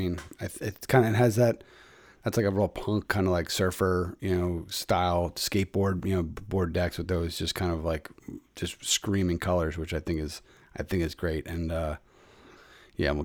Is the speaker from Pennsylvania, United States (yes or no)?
yes; Philadelphia, Pennsylvania, United States; checking in from my hometown, the city of Brotherly Love in the Northeast, the Mayfair section, keeping it close to my roots